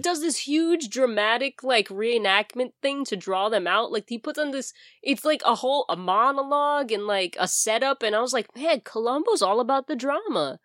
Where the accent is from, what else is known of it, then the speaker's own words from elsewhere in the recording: New York City, New York, United States; accent: Bronx; my Bronx accent